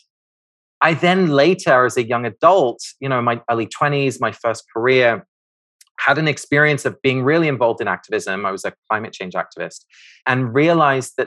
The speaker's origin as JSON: {"language": "English", "region": "England", "country": "United Kingdom", "tie": "born or raised there", "said": "I grew up in the United Kingdom, in England."}